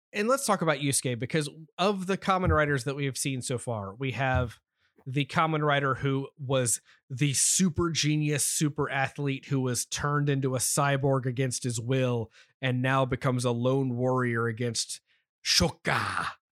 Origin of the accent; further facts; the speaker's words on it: United States; as an American